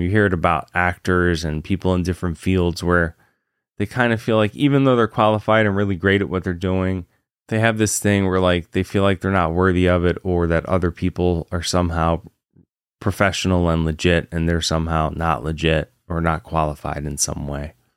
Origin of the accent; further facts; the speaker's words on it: Virginia, United States; moved away; also born or lived in Massachusetts; I grew up in Virginia